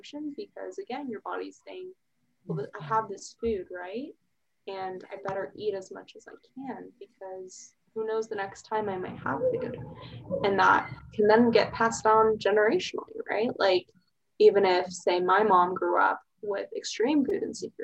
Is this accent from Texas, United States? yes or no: yes; Plano, Texas, United States; moved away as an adult; also born or lived in Columbia, Missouri; now in Austin, United States; I'm originally from Dallas, suburb, Plano